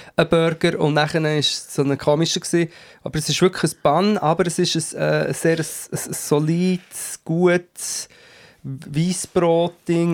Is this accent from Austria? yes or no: no; Switzerland